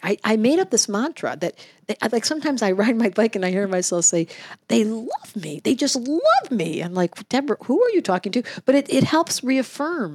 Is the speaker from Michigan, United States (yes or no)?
yes; Detroit, Michigan, United States; now in Hawaii, United States; I grew up in Detroit